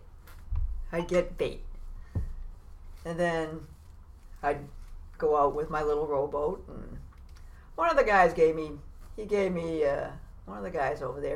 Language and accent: English; Beverly, Massachusetts, United States; also born or lived in Salem; I was born in Salem, but lived in Beverly most of my life.